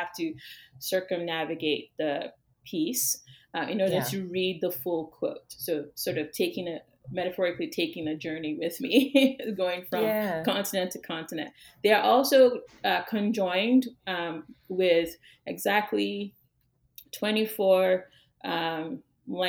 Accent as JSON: {"language": "English", "area": "Yorubaland", "region": "Western Nigeria", "country": "Nigeria", "moved": "yes", "lives_now": "United States", "said": "the sands from Yoruba land, where I'm from in Western Nigeria"}